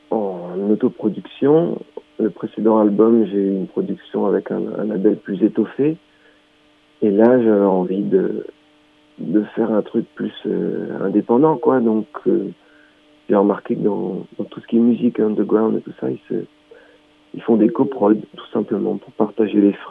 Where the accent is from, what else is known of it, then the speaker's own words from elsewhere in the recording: Grand Est, France; Donc moi, je suis du Haut-Rhin